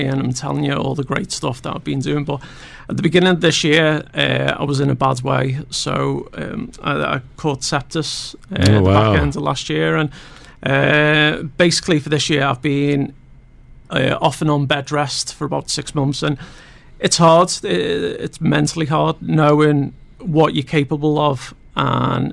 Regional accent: Liverpool, North West England, United Kingdom; accent: Scouse; also born or lived in Formby; initially Aintree.

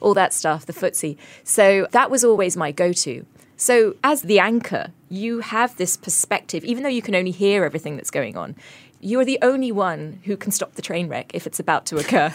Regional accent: coastal town in England, United Kingdom; moved away as an adult; now in Singapore; my hometown, which was this coastal town in England

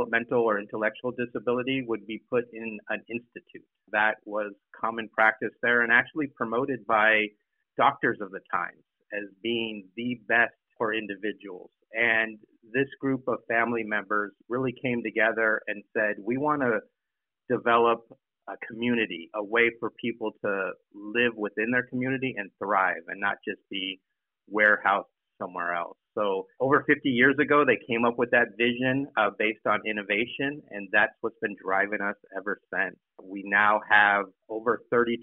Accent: San Diego, California, United States; moved away as an adult; I'm originally from San Diego, left for the military and then college

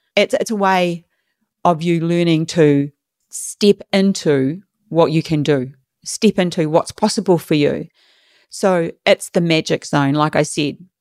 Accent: New Zealand; moved away as an adult; now in Australia; I'm from New Zealand, small country.

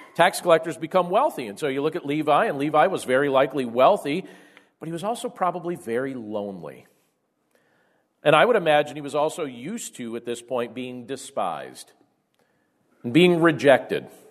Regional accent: Carbondale, Pennsylvania, United States; growing up in Carbondale, Pennsylvania, and what life was like back during our junior high years and our high school years

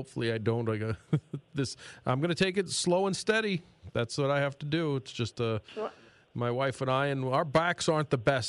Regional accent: New York City, New York, United States; moved away; I remember growing up in New York City

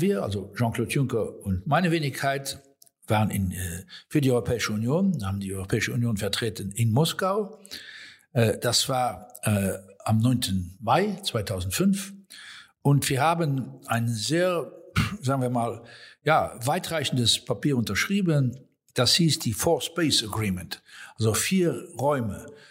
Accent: Luxembourg; Wir als Luxemburger

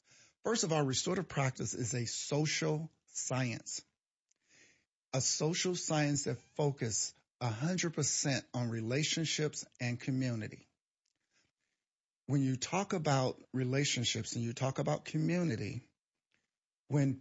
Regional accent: East St. Louis, Illinois, United States; I grew up in East St. Louis.

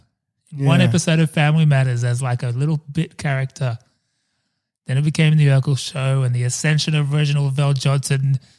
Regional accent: Sydney, New South Wales, Australia; I'm like, I'm from Sydney.

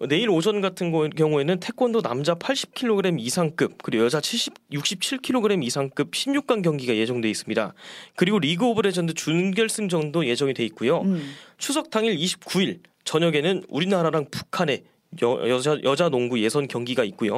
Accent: Daejeon, South Korea; moved away; 저는 본가가 대전입니다

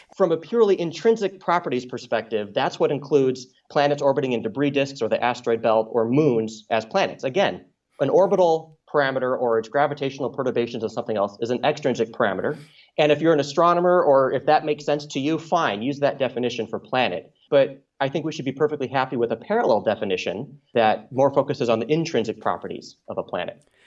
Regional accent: Michigan, United States; as a kid growing up in Michigan

